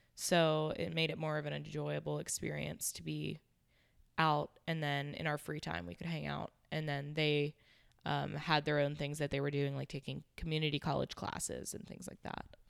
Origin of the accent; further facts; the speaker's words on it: Pittsburgh, Pennsylvania, United States; moved away as an adult; also born or lived in Charlotte, North Carolina; now in Jacksonville, United States; I was born and raised in Pittsburgh, Pennsylvania